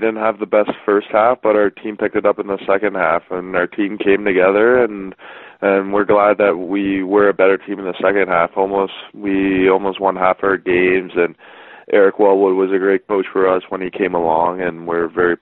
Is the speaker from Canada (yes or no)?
yes; Whitby, Ontario, Canada; I'm from Whitby, Ontario. So just east of Toronto, just half an hour out.